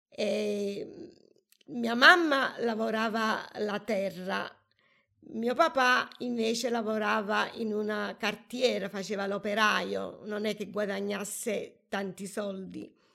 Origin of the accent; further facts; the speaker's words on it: Atina, Lazio, Italy; born there; Sono nata da Tina, che è un piccolo paese tra le montagne della Ciociaria.